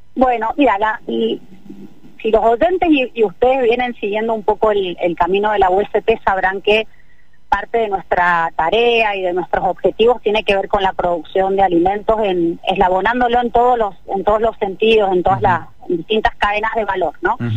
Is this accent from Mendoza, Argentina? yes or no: yes; Mendoza, Argentina; para un mendocino